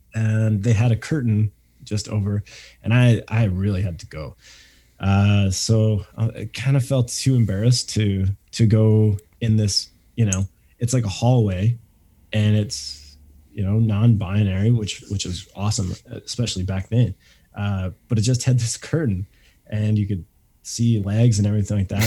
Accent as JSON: {"language": "English", "country": "Canada", "said": "we're coming back to Canada, which which was weird. Like, it's like this is my home country"}